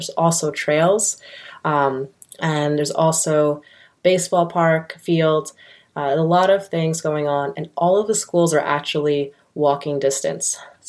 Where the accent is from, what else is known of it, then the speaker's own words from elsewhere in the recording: New Jersey, United States; I grew up in Central Jersey, about 30 minutes south of South Amboy, where everything was driving.